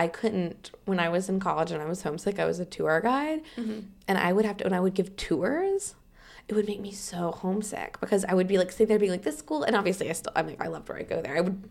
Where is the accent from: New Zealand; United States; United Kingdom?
United States; Southern United States; accent: Southern; I'll just see if my Southern accent got thicker